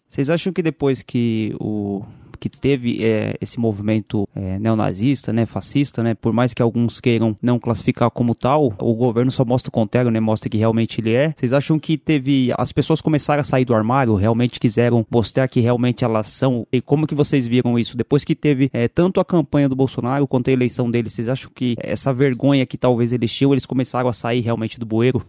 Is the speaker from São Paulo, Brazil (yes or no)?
yes; São Paulo, Brazil; eu sou aqui de São Paulo